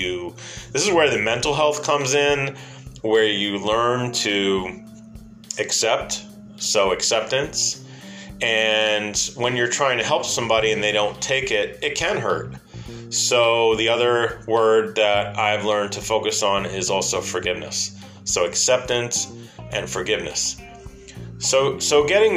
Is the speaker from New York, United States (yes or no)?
yes; New York, United States; accent: New York; my New York accent